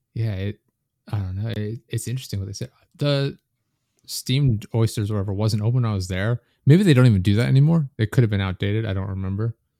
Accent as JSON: {"language": "English", "country": "United States", "said": "I'm American"}